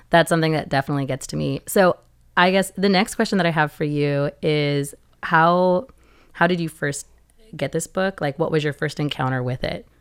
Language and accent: English; Seattle, Washington, United States; moved away; Originally, I was from Seattle, Washington, in the U S A, and I grew up with a family that read together